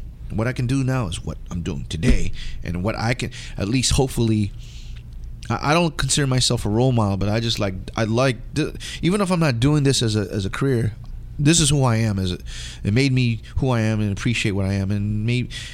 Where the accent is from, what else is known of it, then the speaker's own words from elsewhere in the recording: West Coast, United States; being a Filipino American growing up in the West Coast